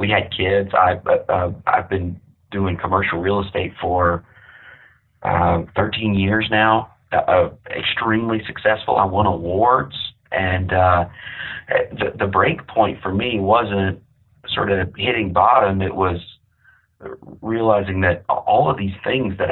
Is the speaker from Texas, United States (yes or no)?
yes; Amarillo, Texas, United States; I grew up in Amarillo, Texas